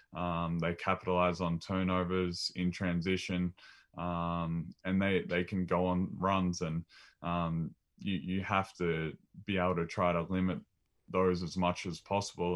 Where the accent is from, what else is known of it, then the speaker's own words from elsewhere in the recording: Maryborough, Victoria, Australia; growing up in Maryborough, shooting hoops with mum and dad rebounding